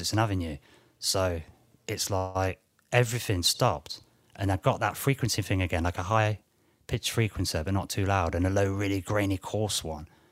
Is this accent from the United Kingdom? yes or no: yes; United Kingdom; I'm British